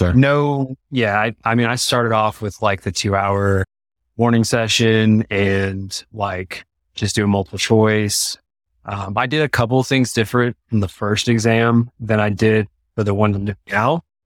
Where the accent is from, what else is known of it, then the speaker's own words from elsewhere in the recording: East Texas, United States; moved away as an adult; now in Colorado Springs, United States; we are from Texas. Uh, okay. So East Texas, kind of like near like the Louisiana border. And my wife's from Dallas